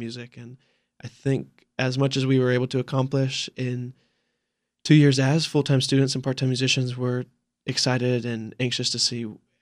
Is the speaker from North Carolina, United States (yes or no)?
yes; Morganton, North Carolina, United States; my hometown of Morganton